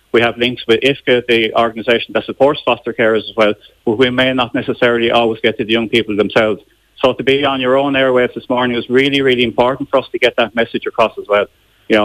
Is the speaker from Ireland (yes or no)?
yes; Wexford, Leinster, Ireland; This is a strange thing, because I'm from Wexford, the Cork area, we actually cover the Wexford area as well.